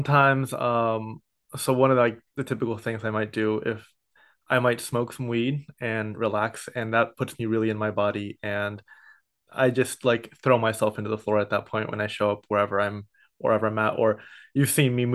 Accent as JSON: {"language": "English", "town": "San Ramon", "region": "California", "country": "United States", "tie": "born or raised there", "also_born_or_lived": "Santa Barbara, California / Oakland, California / Berkeley, California", "said": "I was a first generation born in San Ramon in the East Bay. So I grew up there until I went to Santa Barbara"}